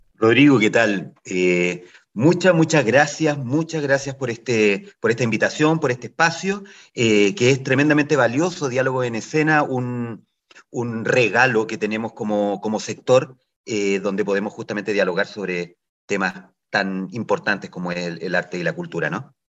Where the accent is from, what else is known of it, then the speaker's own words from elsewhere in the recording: Ovalle, Coquimbo, Chile; soy de Ovalle